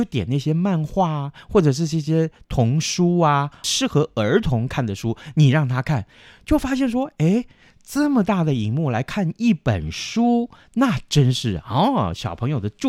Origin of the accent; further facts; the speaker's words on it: Taiwan; 我们台湾人不讲四